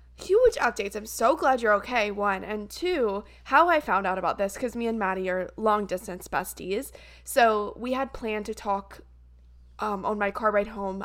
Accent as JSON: {"language": "English", "town": "Columbia", "region": "South Carolina", "country": "United States", "said": "I'm from Columbia, South Carolina, which is the capital"}